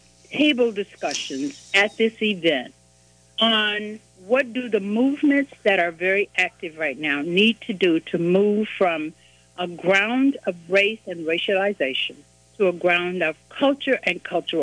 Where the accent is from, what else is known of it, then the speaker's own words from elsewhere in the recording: Mississippi Delta, United States; I was born in Mississippi in the Delta in 1943